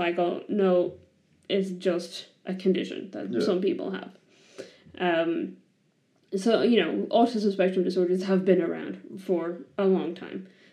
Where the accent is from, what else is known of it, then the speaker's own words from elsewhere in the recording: Ireland; I come from Ireland